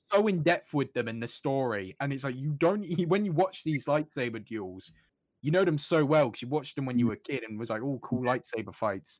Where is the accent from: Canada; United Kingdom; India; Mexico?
United Kingdom; growing up in the United Kingdom